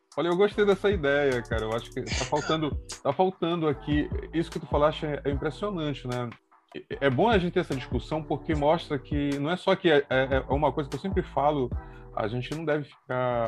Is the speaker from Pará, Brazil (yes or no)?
yes; Belém, Pará, Brazil; nós somos de Belém do Pará